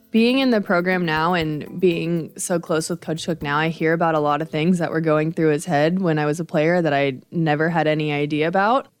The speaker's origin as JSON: {"language": "English", "region": "Nebraska", "country": "United States", "tie": "born or raised there", "said": "growing up in Nebraska, obviously you're surrounded by Nebraska volleyball"}